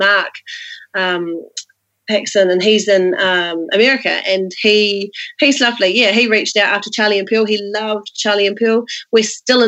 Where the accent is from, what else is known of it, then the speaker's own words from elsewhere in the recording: Rotorua, Bay of Plenty, New Zealand; I grew up in Rotorua.